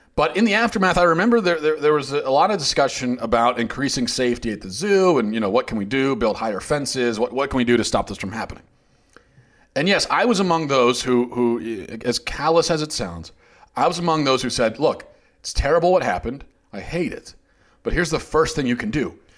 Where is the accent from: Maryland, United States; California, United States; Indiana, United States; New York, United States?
Maryland, United States; Baltimore; I'm from the Baltimore area